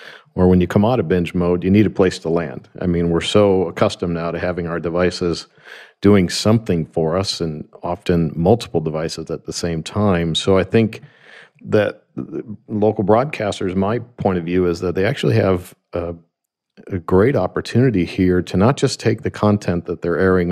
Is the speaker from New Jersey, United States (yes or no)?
no; Grand Rapids, Michigan, United States; I'm from Grand Rapids, Michigan